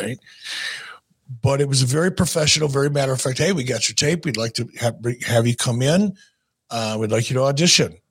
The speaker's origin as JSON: {"language": "English", "town": "Minneapolis", "region": "Minnesota", "country": "United States", "moved": "yes", "said": "I was from Minneapolis"}